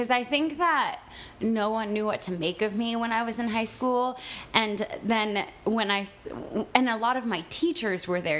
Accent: San Gabriel, California, United States; I grew up in San Gabriel, California.

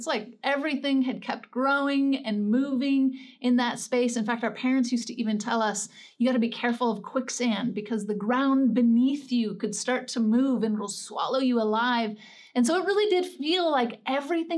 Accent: Northern California, United States; I grew up in Northern California, right on the border of Oregon

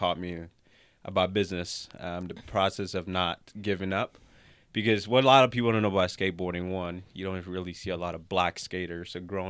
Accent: Monrovia, Montserrado, Liberia; Yes, I'm from West Africa originally, Liberia, Monrovia. So shout out to our Liberians out there.

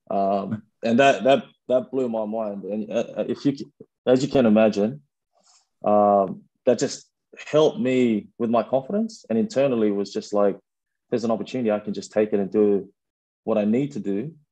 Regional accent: Sydney, New South Wales, Australia; also born or lived in Fiji; growing up in Sydney, obviously wanting to be a rugby player, you aspire to become a wallaby. And like I, I grew up, the, the first eight, nine years of my life was in Fiji.

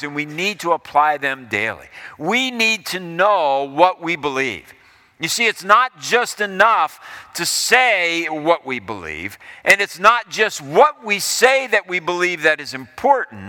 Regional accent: Ohio, United States; as I was growing up in Ohio, we moved to Ohio in 1970, and I was in the sixth grade.

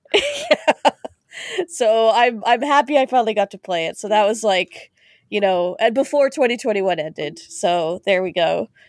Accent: Canada; As a Canadian

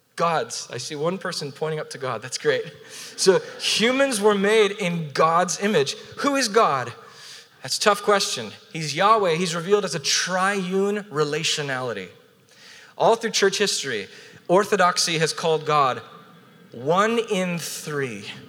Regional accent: Southern California, United States; also born or lived in Portland, Oregon / Orange County, California; now in San Diego, United States; born and raised in Southern California

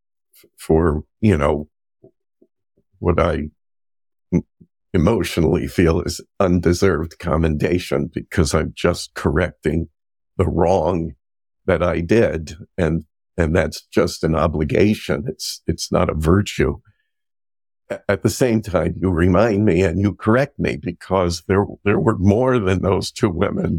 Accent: Montclair, New Jersey, United States; I was born in Montclair

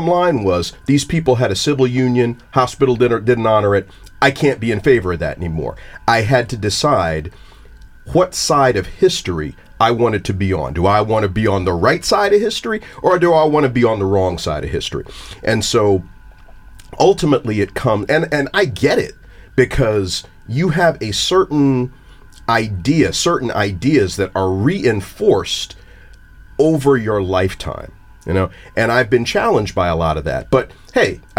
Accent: New Jersey, United States; my home state of New Jersey

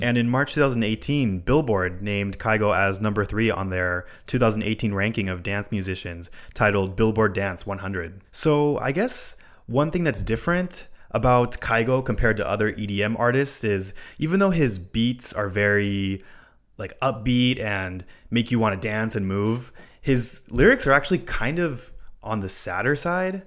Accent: Hawaii, United States; born or raised there; moved away

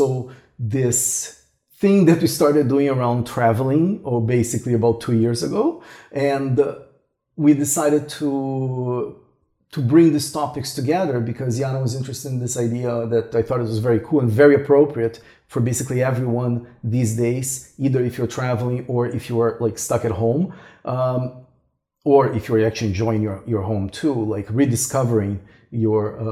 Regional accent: Brazil; moved away as an adult; also born or lived in Toronto, Canada; I'm originally from Brazil. And then we both moved to Toronto in Canada.

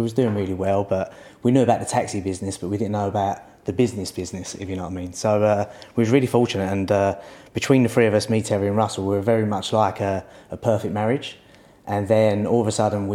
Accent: London, United Kingdom; We're from Stepney originally, so we're East London boys

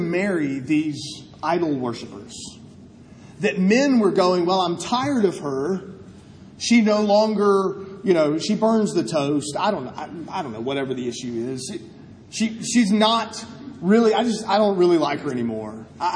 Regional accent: United States; I'm an American.

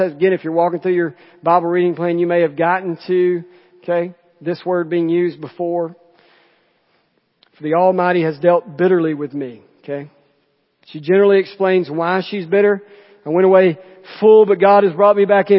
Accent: Jemison, Alabama, United States; So I'm from Jemison, from Chilton County

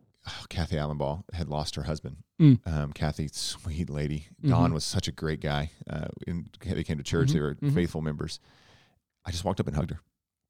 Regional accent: Tornado Alley, United States; I grew up in Tornado Alley, you didn't.

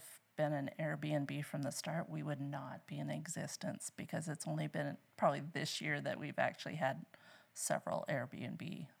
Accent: Scotland, South Dakota, United States; born there; I was born in Scotland, South Dakota

